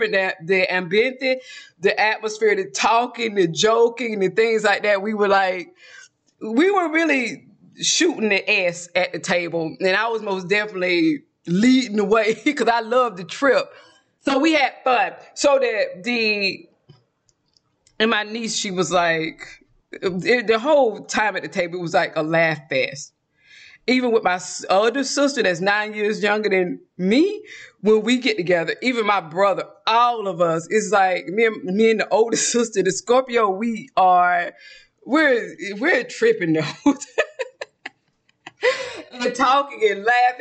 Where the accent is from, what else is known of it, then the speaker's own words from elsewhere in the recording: South Georgia, United States; accent: Southern; moved away as an adult; now in Texas, United States; I'm from South Georgia